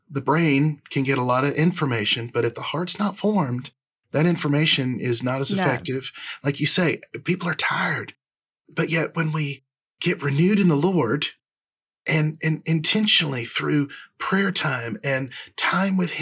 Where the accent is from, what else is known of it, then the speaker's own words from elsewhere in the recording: the South, United States; accent: Southern twang; our Southern twangs